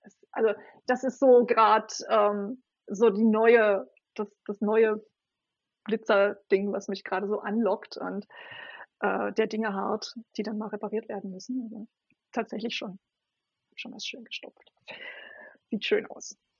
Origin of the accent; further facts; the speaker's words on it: Berlin, Germany; Ich bin eine waschechte Berliner Pflanze und für alle, die es dann noch präziser wissen wollen, eine Ostberliner Pflanze